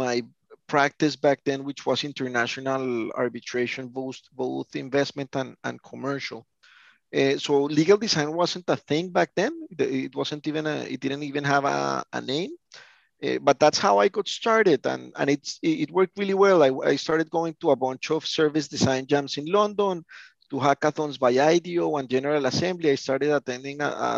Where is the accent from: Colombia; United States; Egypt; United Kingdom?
Colombia; I'm from Colombia